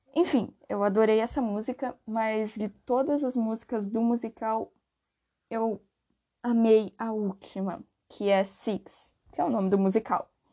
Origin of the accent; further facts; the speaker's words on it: Brazil; aqui no Brasil